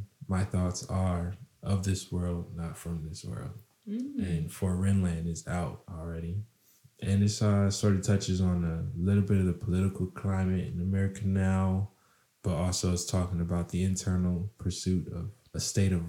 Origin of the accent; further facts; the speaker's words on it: Maryland, United States; also born or lived in Ohio; now in Kalamazoo, United States; I currently live in Kalamazoo, Michigan, and I was born in Maryland and did some studies in Ohio